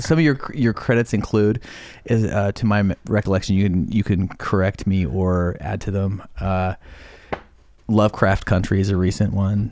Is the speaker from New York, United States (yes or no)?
no; Idaho, United States; moved away as an adult; also born or lived in Bellingham, Washington; when I was eighteen and left my small town, Idaho, home